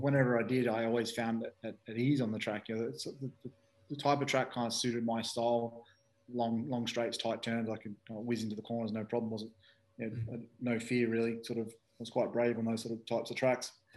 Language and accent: English; Australia; moved away; also born or lived in United Kingdom; me being an Aussie